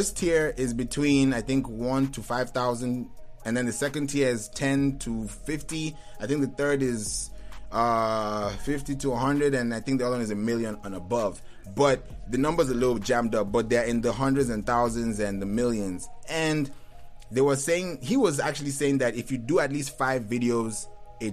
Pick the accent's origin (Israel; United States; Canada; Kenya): Kenya; moved away; also born or lived in Lagos, Nigeria; I'm Igbo, but I grew up in Kenya